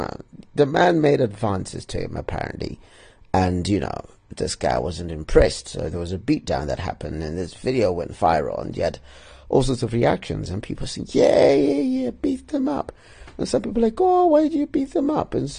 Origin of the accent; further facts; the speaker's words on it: Bulawayo, Zimbabwe; my hometown, Bulawayo